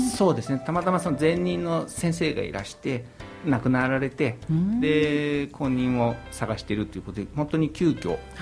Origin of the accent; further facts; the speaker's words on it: Kanagawa, Japan; あのもともと生まれも育ちもずっと 神奈川でしたけども